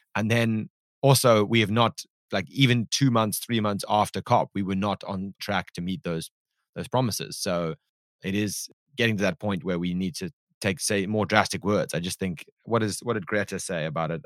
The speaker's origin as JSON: {"language": "English", "country": "South Africa", "said": "I am South African"}